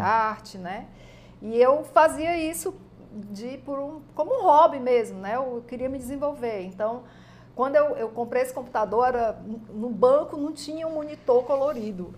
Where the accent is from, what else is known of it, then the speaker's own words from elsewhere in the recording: Ceará, Brazil; os meus pais eram paraibanos, né? Casaram, uhum. vieram ah. morar aqui e aí eu nasci aqui no Ceará